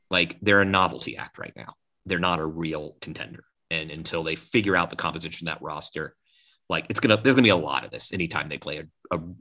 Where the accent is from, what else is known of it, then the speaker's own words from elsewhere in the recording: Atlanta, Georgia, United States; I'm from Atlanta and you know I grew up with this team